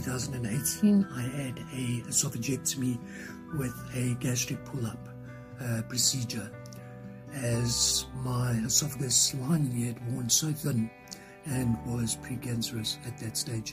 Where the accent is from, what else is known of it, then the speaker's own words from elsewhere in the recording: South Africa; I am from South Africa